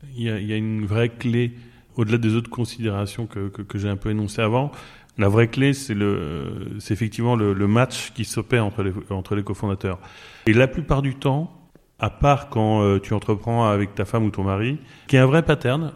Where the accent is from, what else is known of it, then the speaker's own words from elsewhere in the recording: Normandy, France; now in Barcelona, Spain; je suis normand